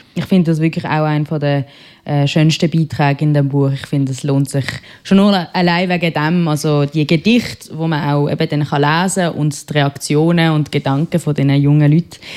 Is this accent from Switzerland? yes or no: yes; Basel, Basel-Stadt, Switzerland; accent: Basler; meinem Basler Akzent